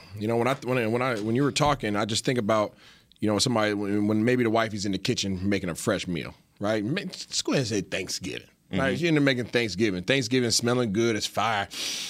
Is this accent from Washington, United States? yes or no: yes; Seattle, Washington, United States; I'm from Seattle.